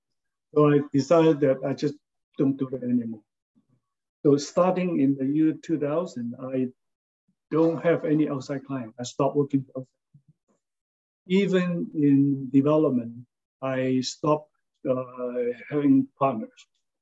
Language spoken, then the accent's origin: English; San Francisco, California, United States; now in Honolulu, United States; since I came from San Francisco, they look pretty flat to me, okay?